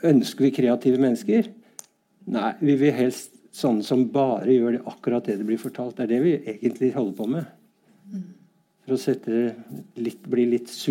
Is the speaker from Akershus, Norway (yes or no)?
yes; Bærum, Akershus, Norway; Jeg tør nesten ikke si at jeg er fra Bærum, men det er jo et skjellsord mange steder.